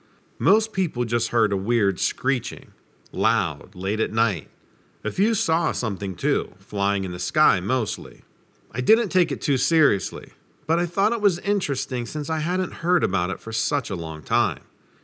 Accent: Hammonton, New Jersey, United States; I grew up in Hammonton, New Jersey, in the Pine Barrens. So I heard all about it when I was a kid.

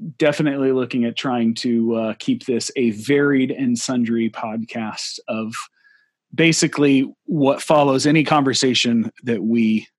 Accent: Houston, Texas, United States; moved away as an adult; also born or lived in Central Asia / North Africa; now in Sweden; I grew up in Houston

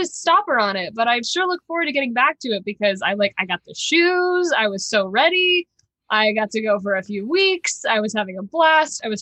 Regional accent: Texas, United States; moved away as an adult; now in Los Angeles, United States; I was born and raised in Texas. Great place to be from. I had a great childhood

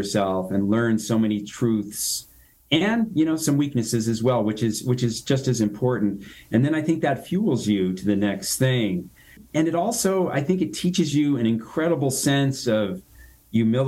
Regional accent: Reno, Nevada, United States; my hometown here, Reno, Nevada

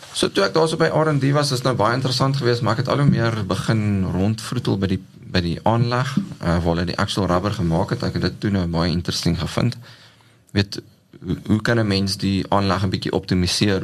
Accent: Ladysmith, KwaZulu-Natal, South Africa; moved away as an adult; ek het groot geword in Ladysmith in Natal. Uh daar gebore, skool gegaan

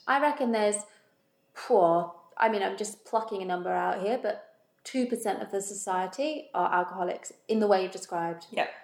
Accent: United Kingdom; moved away; being British

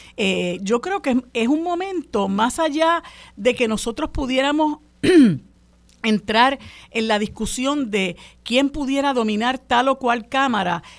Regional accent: Puerto Rico; todos como puertorriqueños

